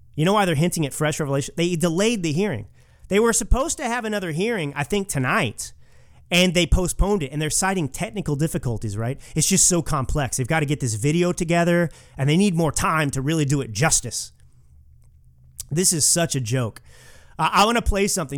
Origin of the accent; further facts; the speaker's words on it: Texas, United States; I'm a Texan